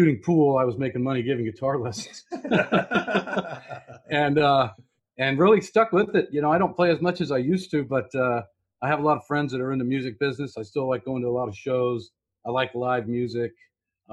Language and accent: English; Southern California, United States; moved away; also born or lived in North Carolina; I grew up in Southern California